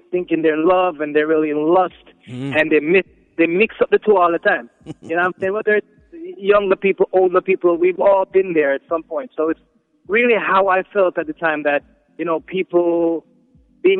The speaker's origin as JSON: {"language": "English", "country": "Jamaica", "moved": "as an adult", "lives_now": "New York City, United States", "said": "I'm from Jamaica, but I'm spending my last 10 years or so in New York City"}